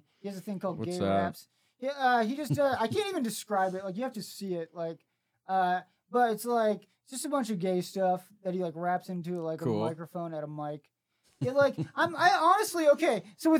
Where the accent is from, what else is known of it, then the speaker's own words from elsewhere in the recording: Springfield, Missouri, United States; I'm from Springfield, Missouri. I'm from the Bible Belt.